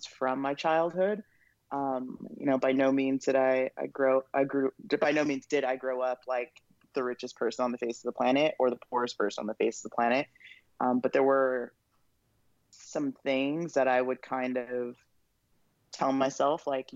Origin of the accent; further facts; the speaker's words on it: Moreno Valley, California, United States; also born or lived in Los Angeles, California / Riverside, California; born and raised Southern California. Lived in Los Angeles until I was 8. That's where I was born.